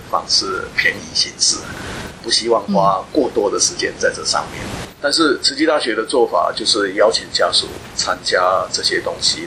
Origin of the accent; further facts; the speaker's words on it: Hualien, Hualien County, Taiwan; moved away; 因为我本身是花莲人